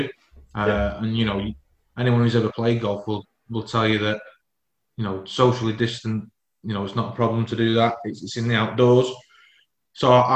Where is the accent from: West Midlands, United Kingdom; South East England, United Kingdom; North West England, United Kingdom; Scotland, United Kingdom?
North West England, United Kingdom; Warrington; I was born and raised in Warrington, which is a massive rugby league town